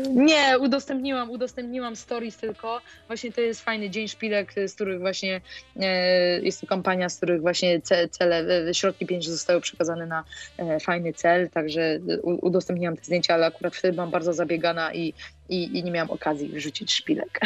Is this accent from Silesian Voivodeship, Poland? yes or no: no; Olsztyn, Warmian-Masurian Voivodeship, Poland; ja pochodzę z Olsztyna